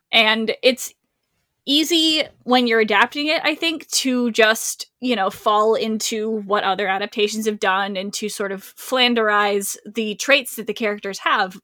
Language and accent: English; Rhode Island, United States; I am from Rhode Island